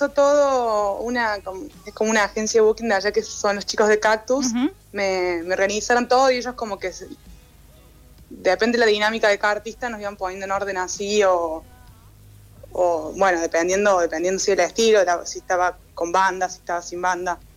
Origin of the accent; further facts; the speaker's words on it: Córdoba, Argentina; porque aquí en Córdoba no suelo, o sea, no, soy tan cordobesa